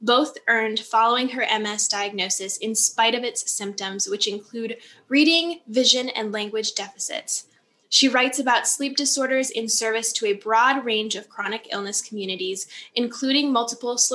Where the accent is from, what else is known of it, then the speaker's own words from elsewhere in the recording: Upper Peninsula of Michigan, United States; now in Lake Geneva, United States; I grew up in the Upper Peninsula of Michigan. So I grew up in the woods